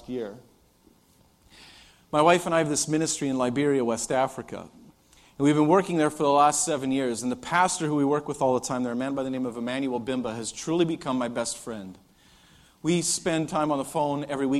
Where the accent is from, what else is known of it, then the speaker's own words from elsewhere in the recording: Canada; I'm Canadian